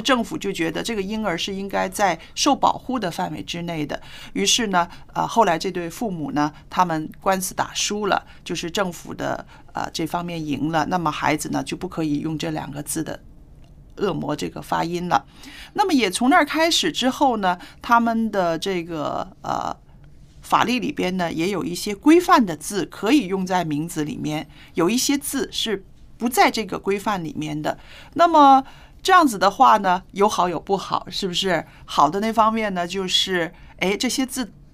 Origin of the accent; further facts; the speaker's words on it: China; 光是我们中国人有多少